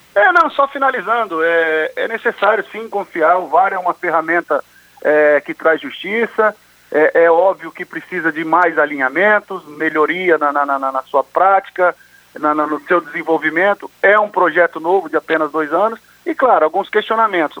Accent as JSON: {"language": "Portuguese", "town": "Londrina", "region": "Paraná", "country": "Brazil", "tie": "born or raised there", "moved": "yes", "said": "lá da Vila Recreio, onde eu comecei ali, onde eu nasci e fui criado"}